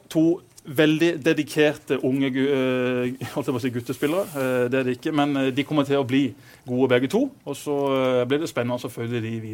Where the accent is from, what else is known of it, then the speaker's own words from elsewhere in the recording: Lyngdal, Agder, Norway; Jeg er jo fra Lyngdal som legger deg klokka ti.